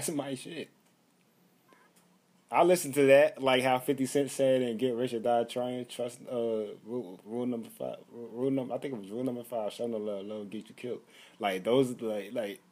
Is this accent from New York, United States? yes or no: yes; New York, United States; I'm from New York